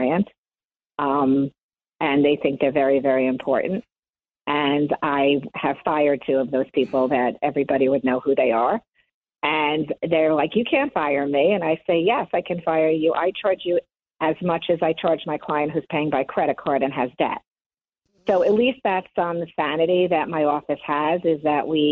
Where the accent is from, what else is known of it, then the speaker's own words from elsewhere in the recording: Long Island, New York, United States; I grew up in Long Island, and I was born in 1965